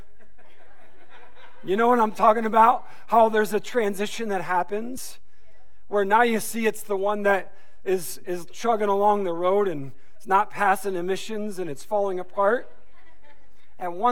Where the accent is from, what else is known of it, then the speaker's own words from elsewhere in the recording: Detroit, Michigan, United States; I'm from the Detroit Motor City area